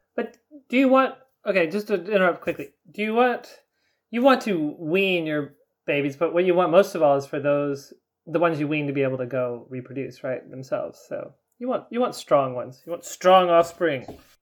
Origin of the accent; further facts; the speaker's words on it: Tennessee, United States; Where I grew up in Tennessee